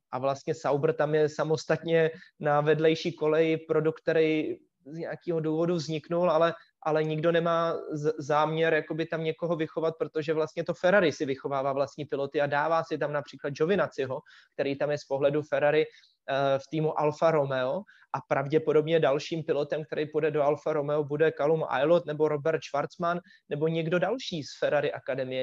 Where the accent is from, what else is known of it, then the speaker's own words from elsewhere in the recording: Czechia; jsem Čech